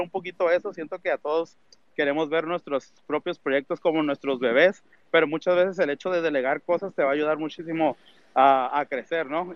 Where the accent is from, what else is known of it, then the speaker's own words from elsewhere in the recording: Tijuana, Baja California, Mexico; nosotros somos de Tijuana, México